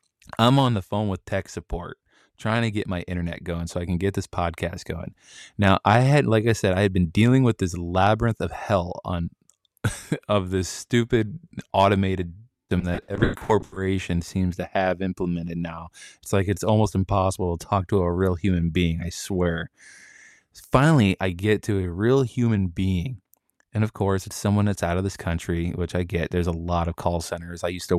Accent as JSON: {"language": "English", "country": "Japan", "tie": "born there", "said": "I was born abroad over in Japan."}